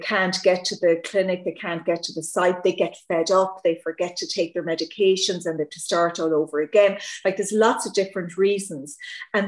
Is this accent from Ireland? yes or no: yes; Ireland; accent: Irish; with the accent, I'm Irish.